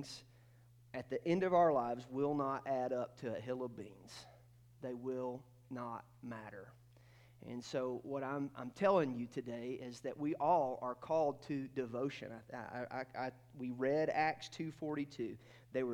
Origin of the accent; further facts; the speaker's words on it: Athens, Georgia, United States; I was born in North Georgia, and I grew up just outside of Athens, Georgia.